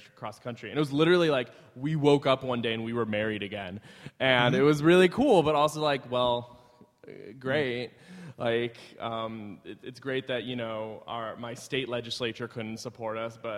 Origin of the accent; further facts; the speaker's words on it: Nebraska, United States; moved away as an adult; now in Connecticut, United States; I'm from Nebraska, and we moved to Connecticut when I got into grad school at UConn